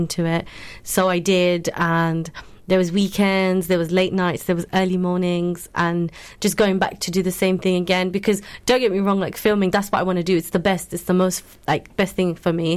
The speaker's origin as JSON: {"language": "English", "town": "Luton", "region": "East of England", "country": "United Kingdom", "tie": "born or raised there", "said": "a person that's born and raised in Luton and living in Luton"}